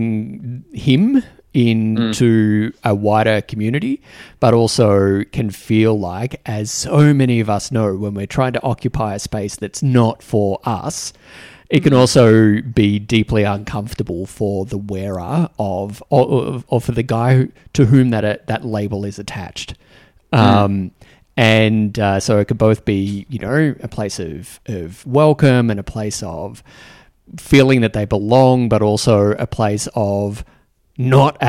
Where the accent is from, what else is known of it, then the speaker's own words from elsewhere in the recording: Australia; accent: Australian; moved away; also born or lived in New Zealand; speaking with an Australian accent